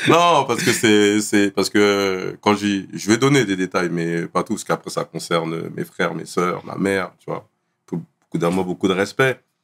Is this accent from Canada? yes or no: no; Bondy, Île-de-France, France; je suis né à Bondy. J'ai grandi à Bondy.